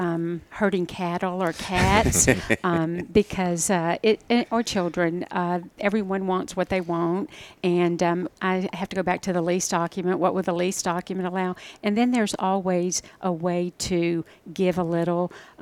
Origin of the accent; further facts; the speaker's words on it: Port Neches Groves, Texas, United States; now in Houston, United States; So, I was born and raised in Port Neches Groves, Texas, and got to Houston as soon as I could from the small town.